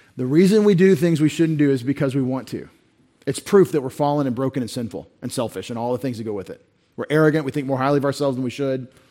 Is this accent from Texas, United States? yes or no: yes; Texas, United States; we're from Texas